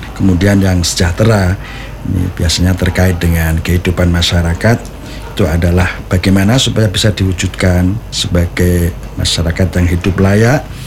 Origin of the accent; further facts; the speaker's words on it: Demak, Central Java, Indonesia; Sebagai orang Demak